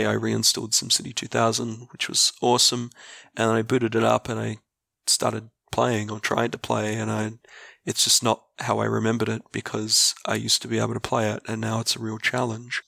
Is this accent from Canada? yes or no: no; Australia; I am a middle-aged Australian, public servant, and avid board gamer